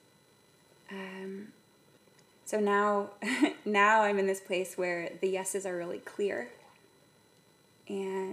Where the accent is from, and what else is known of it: San Ramon, California, United States; born or raised there; also born or lived in San Francisco, California / Mill Valley, California